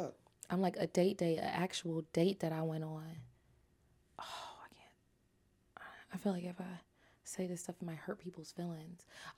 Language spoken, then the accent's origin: English; Jamaica; I'm a Jamaican, and I get like, who do you think you're talking to?